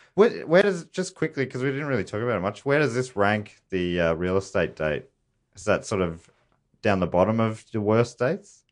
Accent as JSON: {"language": "English", "town": "Moorabbin", "region": "Victoria", "country": "Australia", "tie": "born or raised there", "said": "I grew up in Moorabbin down there"}